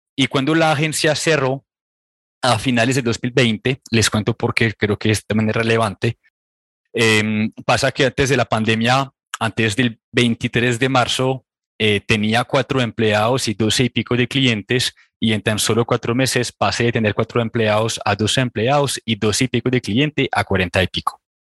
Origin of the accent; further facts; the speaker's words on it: Réunion; Spanish is a second language; moved away as an adult; also born or lived in France; now in Colombia; yo soy de una pequeña isla que se llama La Reunión